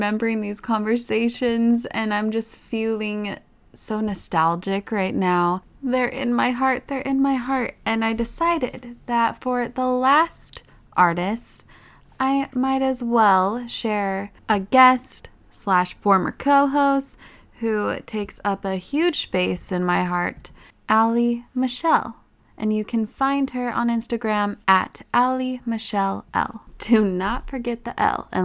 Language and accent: English; Utah, United States; accent: Utah; my Utah accent